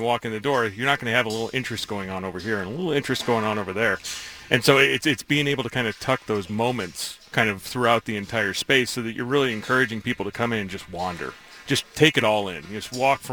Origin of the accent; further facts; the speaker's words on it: New York, United States; Phil Rizzuto and Bill White were like the songbirds of my soul, you know, growing up in New York.